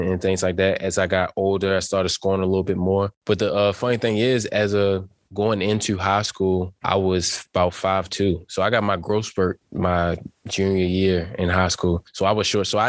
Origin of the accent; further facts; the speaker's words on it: Baltimore, Maryland, United States; moved away; also born or lived in Green Bay; growing up in Baltimore, it was the Ravens.